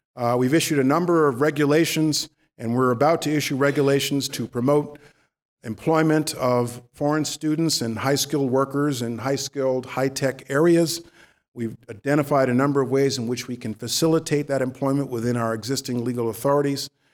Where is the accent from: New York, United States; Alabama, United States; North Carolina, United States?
New York, United States; I'm a New Yorker